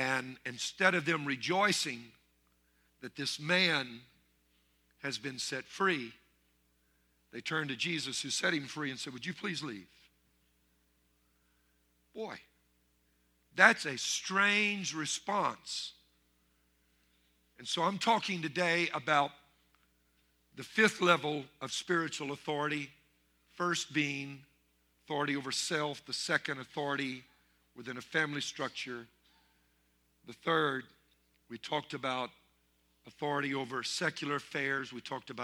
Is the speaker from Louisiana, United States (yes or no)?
yes; Louisiana, United States; growing up in Louisiana, French Louisiana